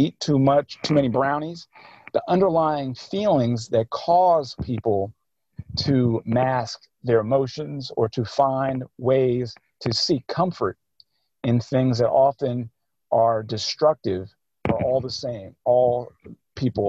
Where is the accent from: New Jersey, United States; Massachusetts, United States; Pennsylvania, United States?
Pennsylvania, United States; Philadelphia; I grew up in Cobbs Creek. I grew up in West Philly